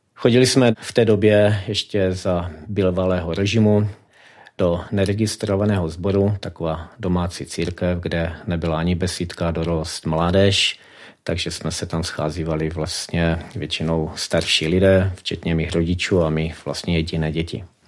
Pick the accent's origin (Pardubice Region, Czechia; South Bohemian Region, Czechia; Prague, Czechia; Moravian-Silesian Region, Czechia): Moravian-Silesian Region, Czechia; Karviná; moved away as an adult; now in Vysoké Mýto, Czechia; pocházím z Karviné, žil jsem tam až do svých 43 let, nyní 13 let žiju už ve Vysoké mítě.